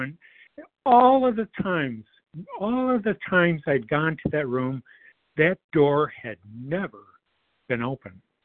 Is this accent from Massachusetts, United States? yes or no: no; Detroit, Michigan, United States; I grew up in the Metro Detroit area.